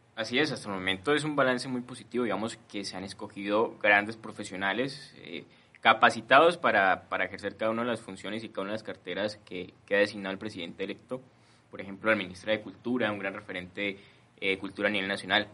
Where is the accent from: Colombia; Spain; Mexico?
Colombia